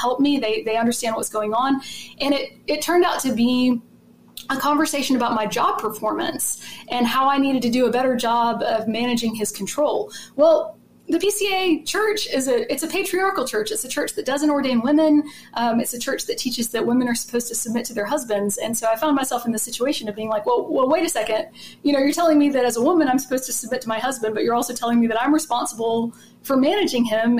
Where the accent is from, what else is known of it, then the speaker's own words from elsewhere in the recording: Macon, Georgia, United States; now in Athens, United States; I'm from Macon, Georgia originally.